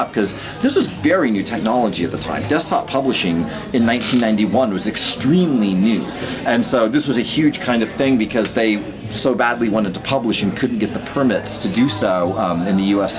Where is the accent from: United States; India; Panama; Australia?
United States; as an American